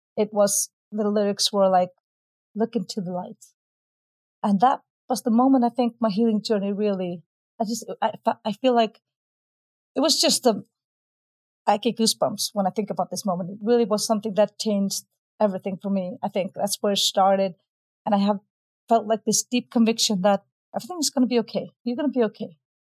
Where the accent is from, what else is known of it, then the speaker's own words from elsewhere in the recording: Iceland; I'm from Iceland.